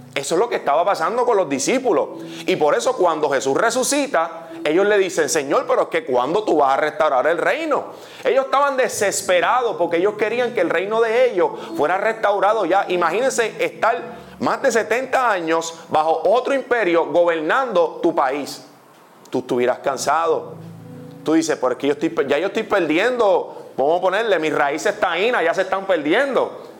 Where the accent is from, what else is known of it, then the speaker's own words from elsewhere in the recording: Puerto Rico; yo estoy en México y yo soy puertorriqueño y yo soy un embajador